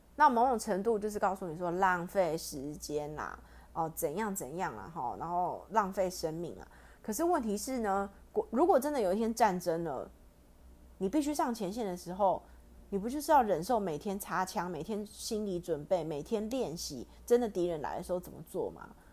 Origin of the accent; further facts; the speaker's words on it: Taiwan; 我们台湾不是只有像韩国人就是朝鲜族嘛，但我们这边有太多了